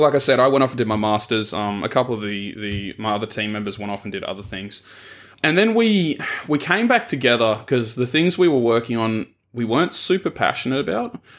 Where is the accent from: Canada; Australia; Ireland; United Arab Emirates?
Australia; Tasmania; moved away as an adult; also born or lived in Melbourne; I grew up in Tasmania, which is a little triangle at the bottom of Australia